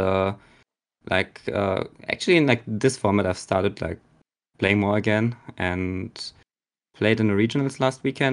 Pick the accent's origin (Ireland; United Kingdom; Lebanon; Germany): Germany; I'm a player from Germany.